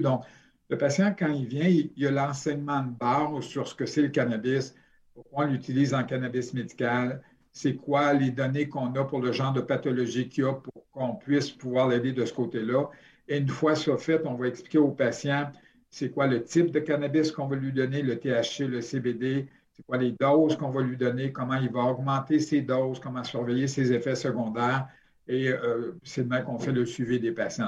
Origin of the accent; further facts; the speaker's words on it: Sherbrooke, Quebec, Canada; je suis de Sherbrooke à la base